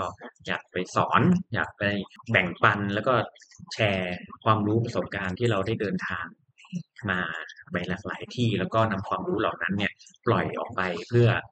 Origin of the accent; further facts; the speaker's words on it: Thailand; เมืองไทย ก็คือ บ้านเรา